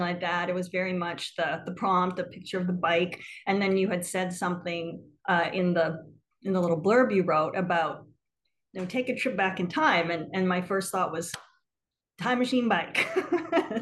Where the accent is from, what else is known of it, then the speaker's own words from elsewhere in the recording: small town in Northwestern Ontario, Canada; also born or lived in New York; now in Brooklyn, United States; I'm originally from Canada, actually. I'm from like a really small town in Northwestern Ontario, sort of like 30 minutes from the Minnesota border